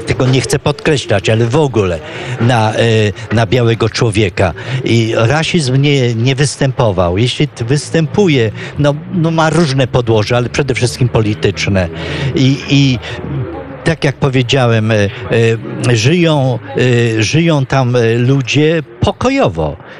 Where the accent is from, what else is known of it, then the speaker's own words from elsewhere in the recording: Poland; moved away as an adult; also born or lived in Ivory Coast; jako Polak